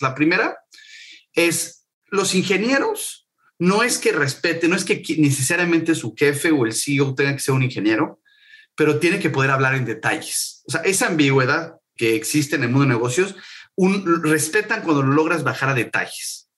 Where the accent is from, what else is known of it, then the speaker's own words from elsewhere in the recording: Mexico City, Mexico; moved away as an adult; now in San Francisco, United States; yo soy mexicano, como sabes, nací, nací en el DF, tuve varios negocios, algunos exitosos, algunos no exitosos, en México. Y en el 2015 me vine a vivir a San Francisco